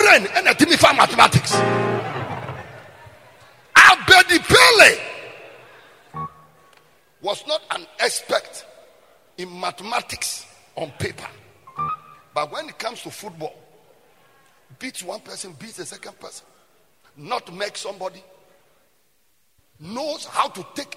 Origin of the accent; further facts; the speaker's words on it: Bolgatanga, Upper East, Ghana; I was born in Ghana. I was born in the Upper East region. I was born in the northern part of Ghana.